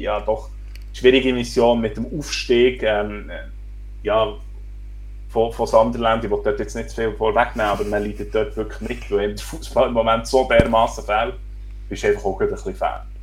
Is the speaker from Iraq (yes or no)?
no; Switzerland; als Schweizer Menschen